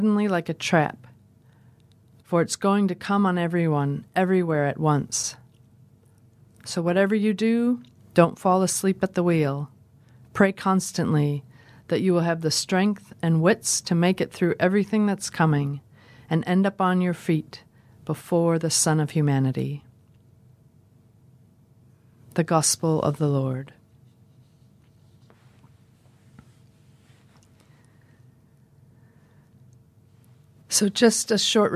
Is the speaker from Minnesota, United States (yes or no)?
yes; Minnesota, United States; now in Dunedin, New Zealand; I'm originally from Minnesota, where the days are becoming darker and things are getting very cold